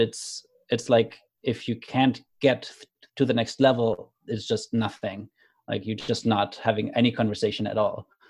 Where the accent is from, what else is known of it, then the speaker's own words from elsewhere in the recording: Germany; moved away; also born or lived in Canada; I grew up in Germany. I moved to Canada